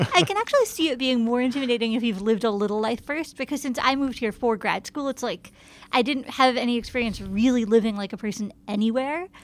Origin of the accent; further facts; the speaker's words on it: Ithaca, New York, United States; now in New York, United States; I grew up in Ithaca